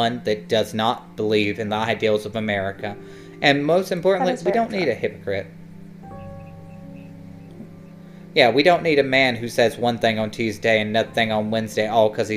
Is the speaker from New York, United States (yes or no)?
no; Alabama, United States; here in my home state of Alabama